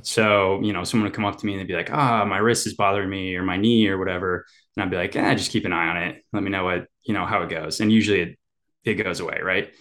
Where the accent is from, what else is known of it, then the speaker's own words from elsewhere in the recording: Indiana, United States; moved away as an adult; also born or lived in Ann Arbor, Michigan; now in Nashville, United States; growing up in Indiana